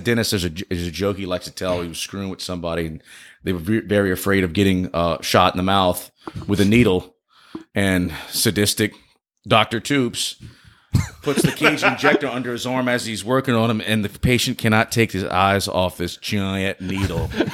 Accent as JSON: {"language": "English", "town": "Rayne", "region": "Louisiana", "country": "United States", "tie": "born or raised there", "said": "I grew up in, uh, Rain, Louisiana"}